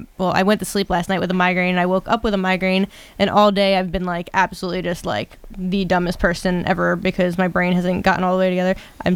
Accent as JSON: {"language": "English", "region": "New Jersey", "country": "United States", "also_born_or_lived": "Pennsylvania / Kentucky / Florida", "said": "So I'm from New Jersey originally. I move around way too much. So I've lived in 5 states."}